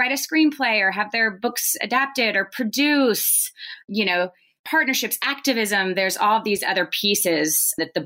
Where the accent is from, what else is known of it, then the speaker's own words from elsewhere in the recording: Nashville, Tennessee, United States; I was born and raised in Nashville